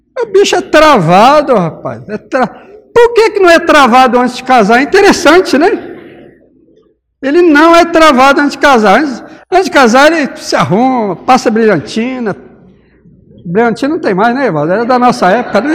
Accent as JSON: {"language": "Portuguese", "region": "Minas Gerais", "country": "Brazil", "moved": "yes", "said": "eu sou mineiro"}